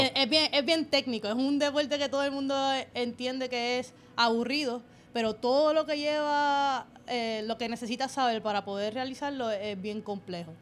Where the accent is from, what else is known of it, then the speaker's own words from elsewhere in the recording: Toa Baja, Puerto Rico; Yo soy de Sabana Seca, toda Baja